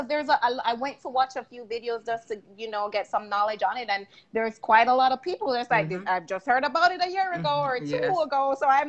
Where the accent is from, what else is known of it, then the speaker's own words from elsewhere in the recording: Jamaica; And …, I have to go back, y'all. I'm Jamaican.